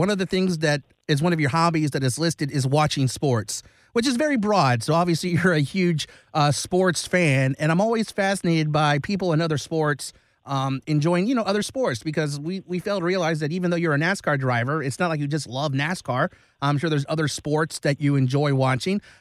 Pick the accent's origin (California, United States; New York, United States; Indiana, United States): California, United States; Long Beach; I love the Dodgers. I mean, I grew up in Long Beach